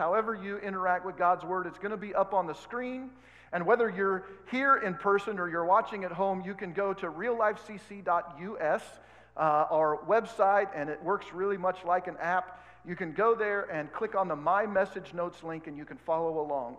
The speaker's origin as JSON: {"language": "English", "region": "Oregon", "country": "United States", "tie": "born or raised there", "moved": "yes", "lives_now": "Kansas, United States", "said": "I grew up in Oregon, so it's a little different."}